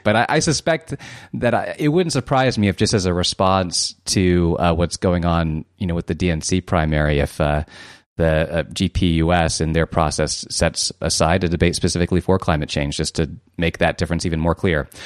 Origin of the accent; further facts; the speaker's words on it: Columbus, Ohio, United States; I'm from Columbus, Ohio myself.